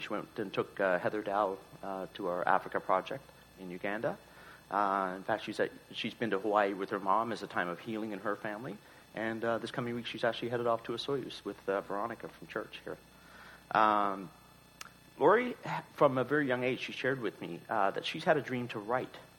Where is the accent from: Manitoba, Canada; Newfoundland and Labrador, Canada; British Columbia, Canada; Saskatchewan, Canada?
Newfoundland and Labrador, Canada; moved away; we're both from Newfoundland. We still try and get back every couple of years